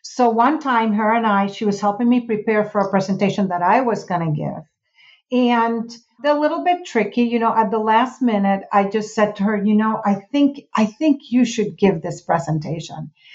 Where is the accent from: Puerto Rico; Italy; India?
Puerto Rico; moved away; I'm from Puerto Rico.